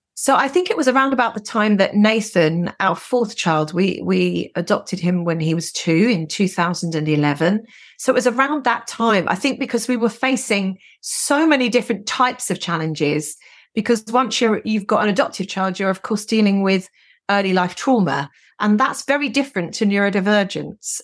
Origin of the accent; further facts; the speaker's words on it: London, United Kingdom; I grew up in North London, i, in the sixties and seventies